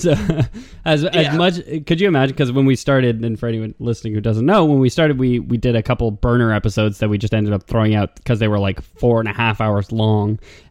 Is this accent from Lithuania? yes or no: yes; Lithuania; Sorry, I'm from Lithuania. That's the expression there.